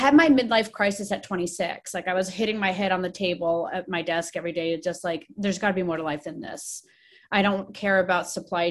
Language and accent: English; Washington, District of Columbia, United States; moved away as an adult; now in Oregon, United States; I grew up in Washington, D.C., or right up in the suburbs of the metro D.C. area